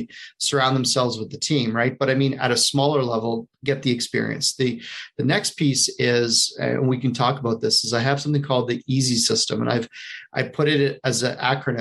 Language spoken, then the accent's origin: English; Canada; moved away as an adult; also born or lived in United States; I'm a Canadian hiding out in the U.S. for a good portion of the year.